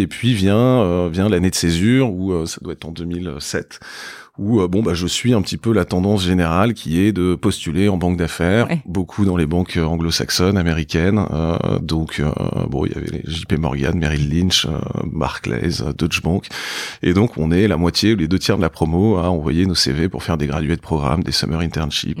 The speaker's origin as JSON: {"language": "French", "town": "Paris", "region": "Île-de-France", "country": "France", "tie": "born or raised there", "said": "j'ai grandi euh, donc à Paris"}